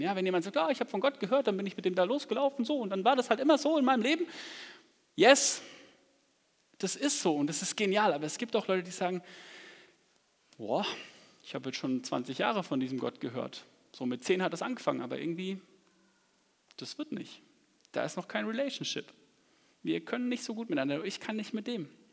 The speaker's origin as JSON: {"language": "German", "town": "Aschaffenburg", "region": "Bavaria", "country": "Germany", "tie": "born or raised there", "said": "ich komme aus Aschaffenburg so gebürtig"}